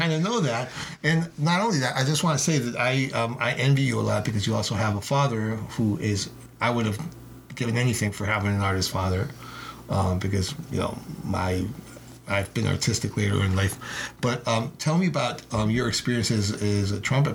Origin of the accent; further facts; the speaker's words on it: Spain; moved away; I'm from Spain. I live here, I go to Spain periodically.